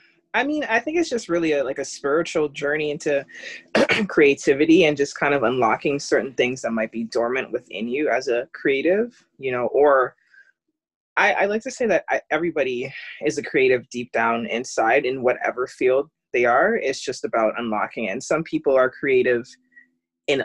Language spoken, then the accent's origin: English; Canada; I am Canadian.